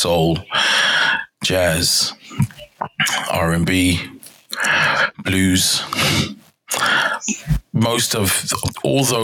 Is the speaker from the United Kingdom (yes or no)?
yes; London, United Kingdom; now in Denmark; I am from London, England, but right now residing in Denmark.